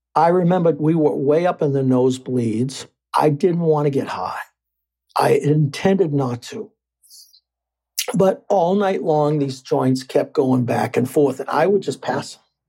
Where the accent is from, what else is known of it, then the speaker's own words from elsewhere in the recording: Lynn, Massachusetts, United States; growing up in Lynn, Massachusetts in the 70s was no picnic